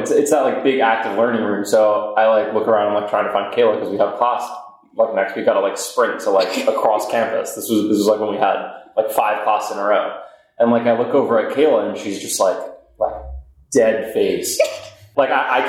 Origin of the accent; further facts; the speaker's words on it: New Jersey, United States; studying bioengineering from New Jersey